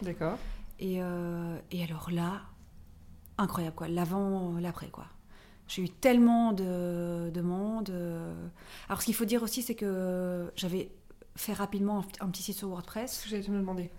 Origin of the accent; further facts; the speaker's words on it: Brussels, Brussels-Capital Region, Belgium; also born or lived in Paris; je suis belge, je viens de Bruxelles